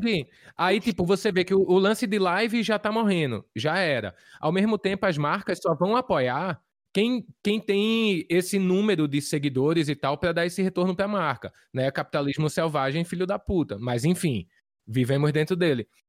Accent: Recife, Pernambuco, Brazil; moved away; quero tocar na minha terra, tô com saudade

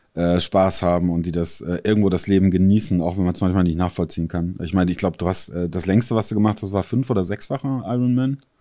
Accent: Italy; moved away; für mich als gebürtiger Italiener

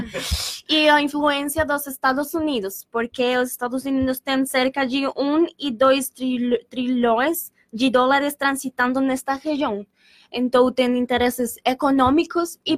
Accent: Colombia; Portuguese is a second language; moved away as an adult; now in Pelotas, Brazil; sou da Colômbia

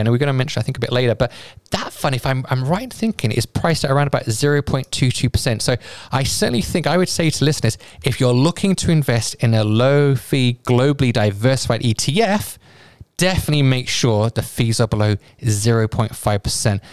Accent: United Kingdom; my home country, the U K

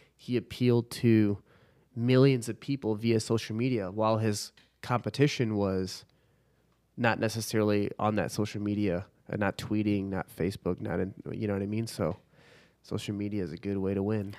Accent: Chicago, Illinois, United States; now in Dallas, United States; I'm from Chicago, but I don't do the cold

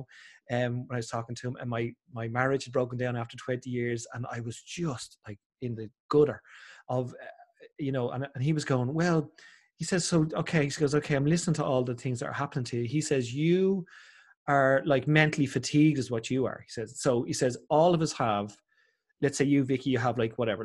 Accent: Ireland; I'm so Irish as well

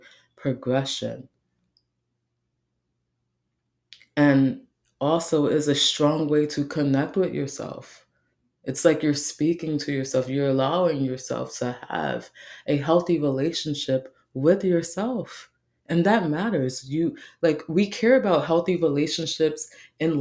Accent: New York City, New York, United States; I grew up in the Bronx.

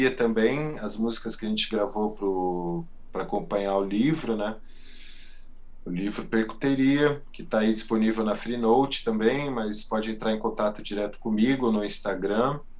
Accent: Santo André, São Paulo, Brazil; esse disco …, a gente fez baseado na minha infância em Santo André, ABC Paulista. Meus pais tinham um mercadinho que se chamava Brisk.

